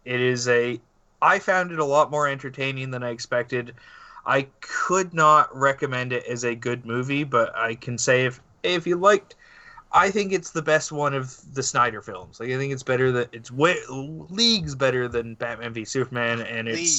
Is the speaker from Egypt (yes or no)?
no; Canada; we're Canadian.